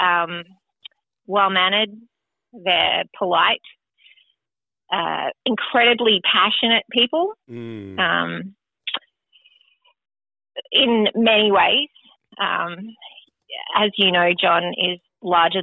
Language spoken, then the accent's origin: English; Australia; moved away as an adult; I grew up in Australia.